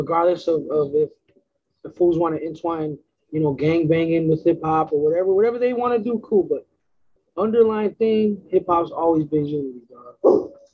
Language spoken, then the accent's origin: English; West Coast, United States; I'm from the West Coast